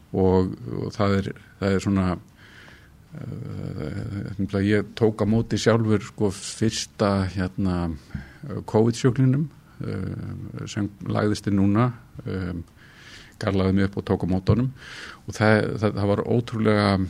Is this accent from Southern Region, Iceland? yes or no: no; Reykjavík, Capital Region, Iceland; also born or lived in Kópavogur; Ég fættur í Reykjavík og alinn hér upp og verið hér alla mína tíð.